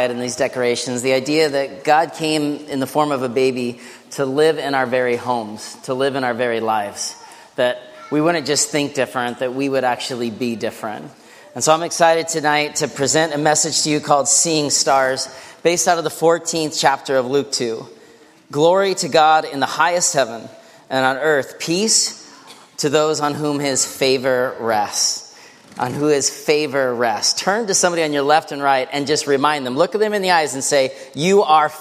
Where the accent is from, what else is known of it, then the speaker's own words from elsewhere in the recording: northern British Columbia, Canada; now in Seattle, United States; I grew up fishing in northern British Columbia